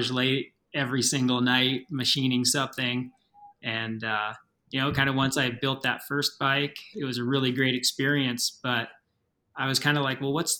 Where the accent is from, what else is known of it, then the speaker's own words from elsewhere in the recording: just outside of Portland, Oregon, United States; moved away as an adult; now in Steamboat Springs, United States; my hometown, which is just outside of Portland, Oregon